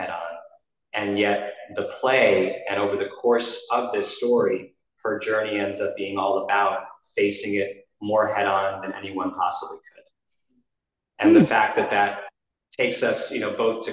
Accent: New York, United States; I was a kid actor growing up in New York

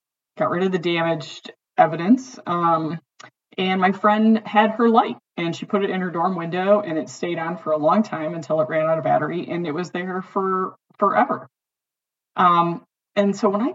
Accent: Detroit, Michigan, United States; But growing up in Detroit, there were a lot of kids in my high school

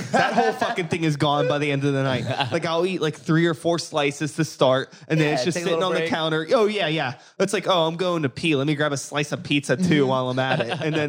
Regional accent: Pittsburgh, Pennsylvania, United States; I grew up over humans in like Holkinsburg, Regent Square area.

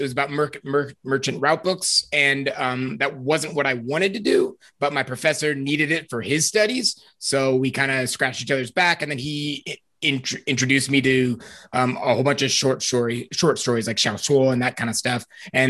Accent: Oregon, United States; also born or lived in Taiwan / Germany; So I'm from Oregon. I was born and raised here. In high school, I studied abroad in Taiwan through Rotary for a year. And then I lived there for an entire year. I returned to Oregon

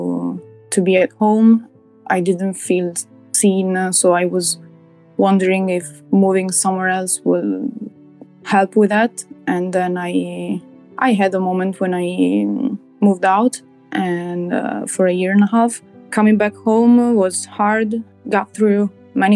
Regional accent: near Verona, Veneto, Italy; I'm from Italy. I live in a small country in the north near Verona

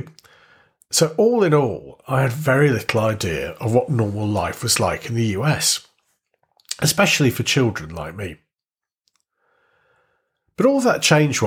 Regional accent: Warrington, North West England, United Kingdom; born or raised there

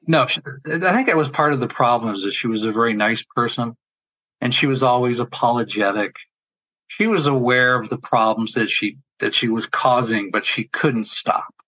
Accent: New York, United States; moved away; I'm originally from New York.

